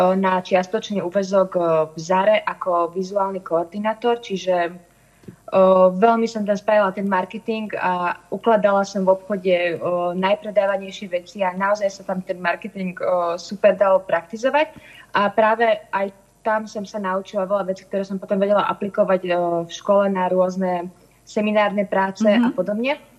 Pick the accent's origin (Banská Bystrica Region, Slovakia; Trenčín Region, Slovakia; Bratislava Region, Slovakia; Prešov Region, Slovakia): Bratislava Region, Slovakia; Svätý Jur; My sme teda obidva zo Svetého Jura, to znamená, že obidva sme vyrastali vo vinárskych rodinách